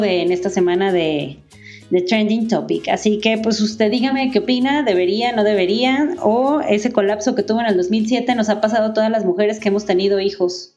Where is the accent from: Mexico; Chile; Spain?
Mexico; Guadalajara, Jalisco; soy de Guadalajara